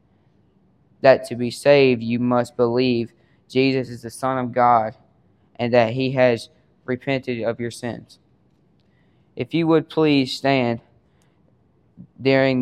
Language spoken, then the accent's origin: English; Water Valley, Mississippi, United States; I am from Water Valley, Mississippi.